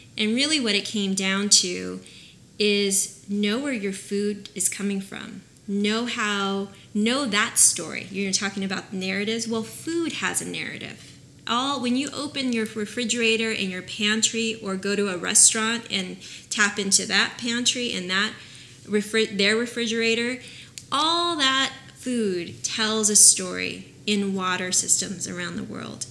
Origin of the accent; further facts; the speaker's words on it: Oxnard, California, United States; I'm from Oxnard